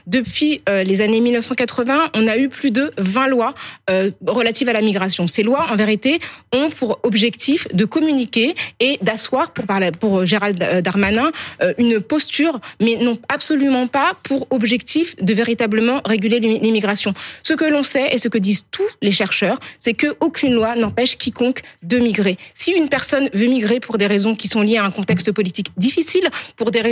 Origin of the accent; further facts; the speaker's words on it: France; Je suis française comme vous